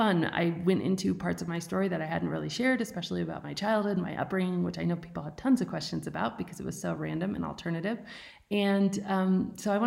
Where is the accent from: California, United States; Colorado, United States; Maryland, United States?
Colorado, United States; I was actually born and raised in a tiny one-room cabin on the backside of a mountain at 10,500 feet without running water or electricity